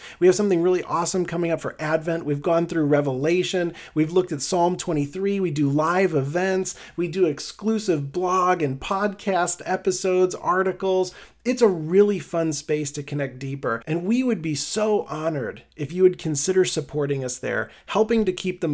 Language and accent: English; Midwest, United States; accent: Midwest; I'm mostly Irish, but I have this boring Midwest accent